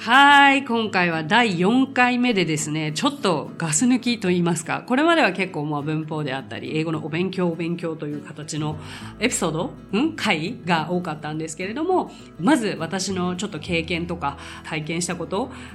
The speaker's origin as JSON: {"language": "Japanese", "country": "Japan", "said": "I'm Japanese"}